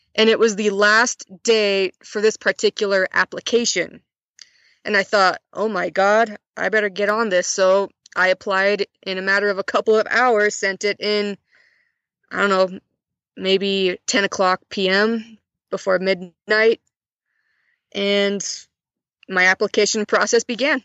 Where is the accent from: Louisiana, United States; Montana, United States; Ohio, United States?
Montana, United States; northern; moved away as an adult; now in Mongolia; I was born and raised in Montana. I grew up on a farm